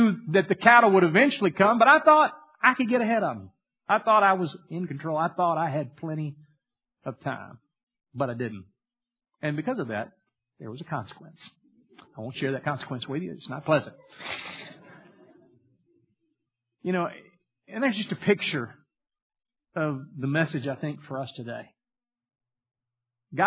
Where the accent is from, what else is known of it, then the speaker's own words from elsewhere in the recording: Louisiana, United States; I grew up in Louisiana, and we had a little small farm